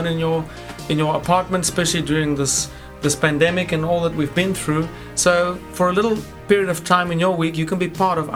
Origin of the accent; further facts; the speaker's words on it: South Africa; now in London, United Kingdom; I'm from South Africa with my wife.